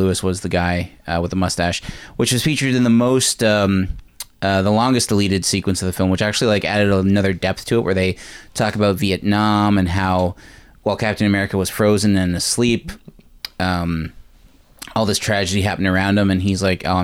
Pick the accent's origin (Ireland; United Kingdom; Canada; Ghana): Canada; I'm Canadian